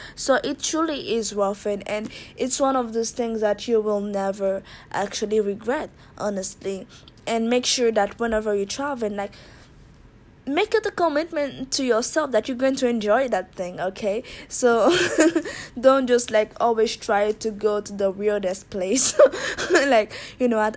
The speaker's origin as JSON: {"language": "English", "country": "Haiti", "moved": "yes", "lives_now": "Japan", "said": "I'm originally from Haiti, but I live in Japan"}